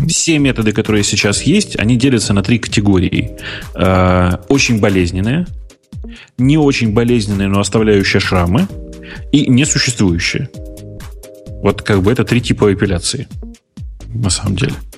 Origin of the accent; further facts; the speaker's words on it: Urals, Russia; я вообще с Урала, нас быстро все говорят